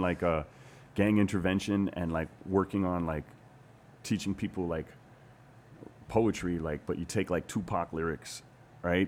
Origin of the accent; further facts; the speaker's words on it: Hawaii, United States; moved away as an adult; also born or lived in New York / Los Angeles; I'm from Hawaii